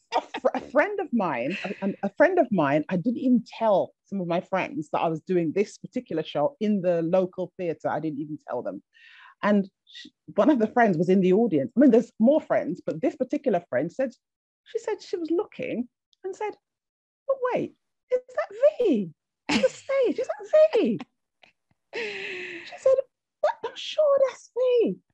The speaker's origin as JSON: {"language": "English", "region": "England", "country": "United Kingdom", "tie": "born or raised there", "also_born_or_lived": "Jamaica", "said": "I was sent from the Caribbean to be raised in England by a family member"}